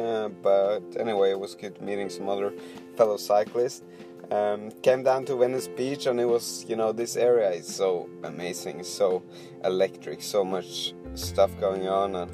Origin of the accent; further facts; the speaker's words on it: Poland; I'm from Poland.